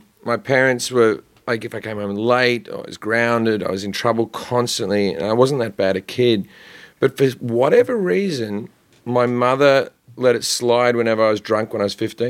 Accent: Australia; now in United States; me as an Australian who's been drinking since I was probably 14

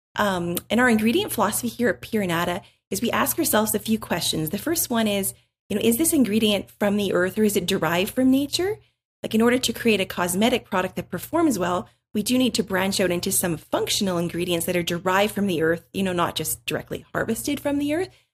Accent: Canada; we are from Canada

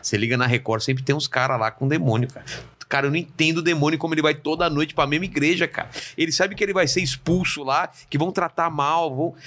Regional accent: ABC Paulista, São Paulo, Brazil; Eu sou do ABC

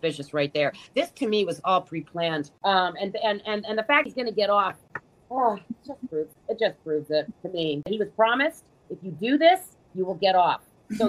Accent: New York, United States; I'm from New York

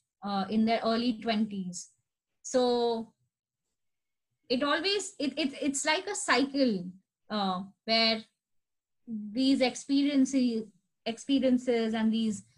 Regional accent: India; now in Jersey City, United States; I am an Indian citizen

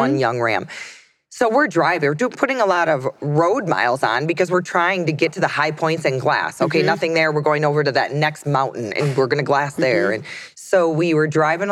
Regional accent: Montana, United States; my home state

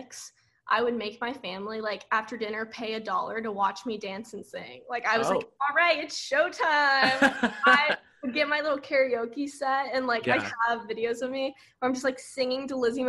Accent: Auburndale, Florida, United States; moved away as an adult; now in Nashville, United States; everyone from my hometown say Auburndale

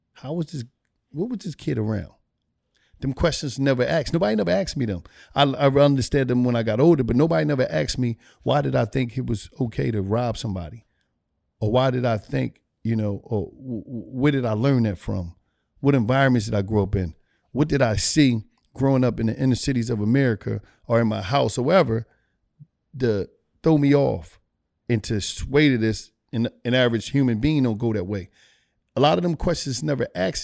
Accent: Philadelphia, Pennsylvania, United States; I grew up in Philadelphia, uh, Pennsylvania

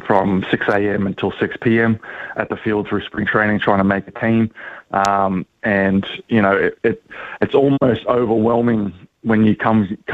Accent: Australia; also born or lived in New Zealand; I grew up in Australia, I'm from New Zealand

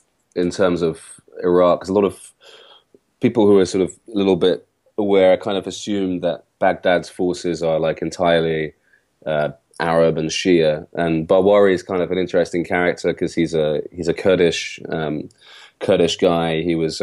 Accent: London, United Kingdom; So I'm from London, but my father is Iraqi and my mother is British.

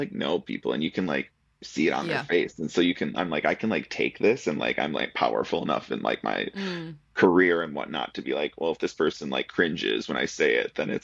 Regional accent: rural Minnesota, United States; moved away; I'm from Minnesota. And I grew up in rural

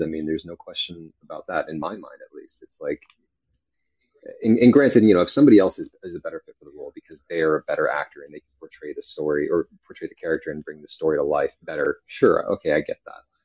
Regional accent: California, United States; moved away; also born or lived in New York / Texas; I was born in New York, raised in California, um, and uh, you know, lived in Texas for a while

